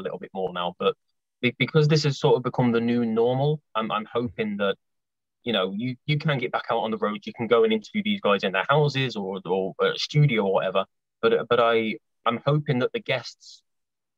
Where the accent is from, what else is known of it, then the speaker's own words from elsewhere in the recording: Coventry, West Midlands, United Kingdom; I'm from Coventry, near Birmingham, in the Midlands, in England, in the UK.